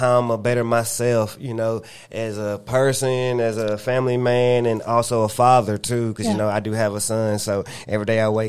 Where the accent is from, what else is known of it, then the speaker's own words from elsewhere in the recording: the Carolinas, United States; you know, I'm from the Carolinas and, you know, that's more considered a country state